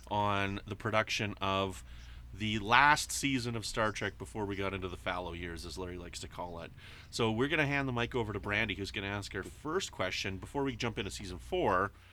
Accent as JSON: {"language": "English", "country": "Canada", "said": "I am Canadian, I know."}